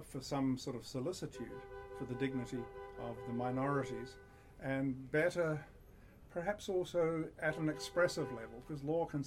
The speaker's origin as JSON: {"language": "English", "country": "New Zealand", "tie": "born or raised there", "moved": "yes", "said": "I grew up in New Zealand"}